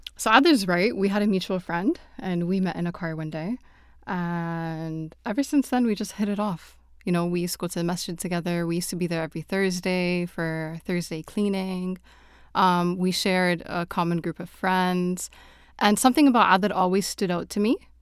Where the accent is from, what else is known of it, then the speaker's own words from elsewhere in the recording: Toronto, Ontario, Canada; now in Saudi Arabia; I am originally from Toronto, but I'm currently living in Saudi Arabia.